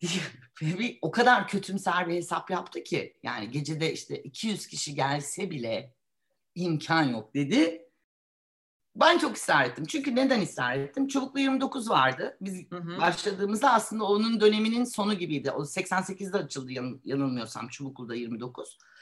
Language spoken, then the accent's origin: Turkish; Istanbul, Turkey; Ben e, bir İstanbulluyum. E, burada okudum.